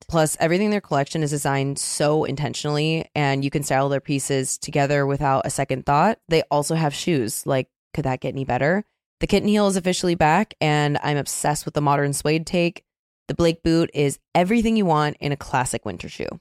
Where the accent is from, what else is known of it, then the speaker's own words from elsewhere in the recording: Seattle, Washington, United States; I'm from Seattle